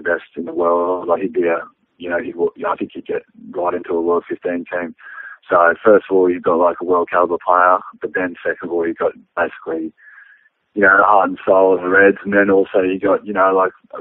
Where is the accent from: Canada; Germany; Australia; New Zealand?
Australia; also born or lived in London / Ireland; I'm Australian as it comes